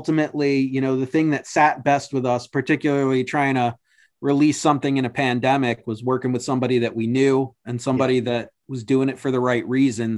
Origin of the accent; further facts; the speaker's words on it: Albany area, New York, United States; Albany, Schenectady, Troy